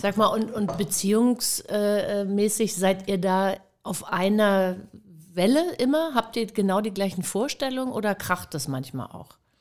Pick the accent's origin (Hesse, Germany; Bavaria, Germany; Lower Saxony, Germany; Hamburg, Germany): Hamburg, Germany; moved away as an adult; Ich bin auch selten in Hamburg, aber ich komme aus Hamburg, Harvestehude